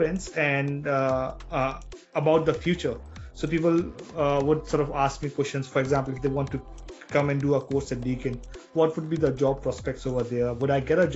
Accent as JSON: {"language": "English", "country": "India", "moved": "yes", "said": "we as an Indian society"}